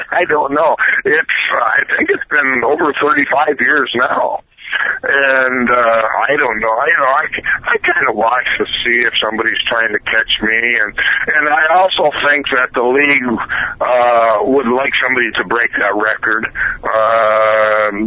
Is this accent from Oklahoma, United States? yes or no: no; Iowa, United States; it just happened that we are both from Iowa.